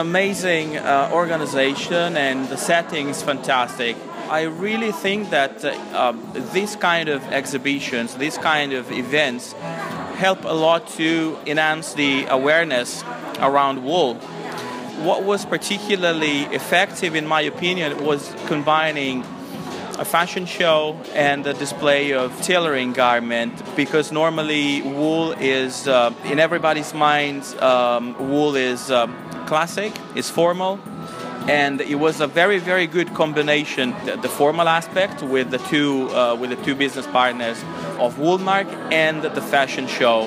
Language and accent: English; Biella, Piedmont, Italy; from the area I am from. I'm from Biella